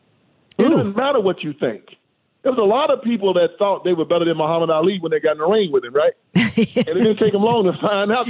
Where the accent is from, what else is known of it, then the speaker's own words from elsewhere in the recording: Tennessee, United States; I was raised in Tennessee